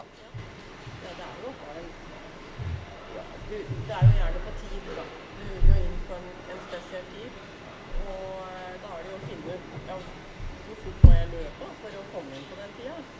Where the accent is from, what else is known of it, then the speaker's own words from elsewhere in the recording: Norway; jeg er jo født og oppvokst i Oppestad